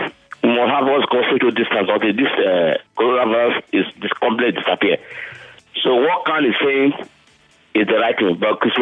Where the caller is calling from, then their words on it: Lagos, Nigeria; We're calling from Ejigo, Lagos.